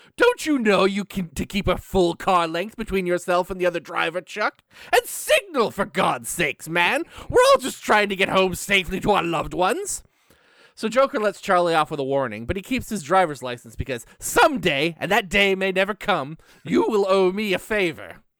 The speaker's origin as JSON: {"language": "English", "country": "Canada", "said": "I'm Canadian"}